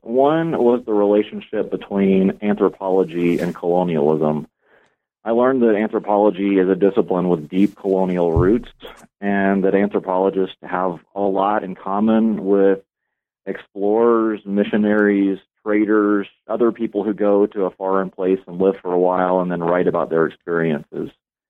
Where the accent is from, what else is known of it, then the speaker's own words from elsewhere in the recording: Atlanta, Georgia, United States; I grew up in Atlanta, Georgia, and in high school, I became really fascinated with cultural difference.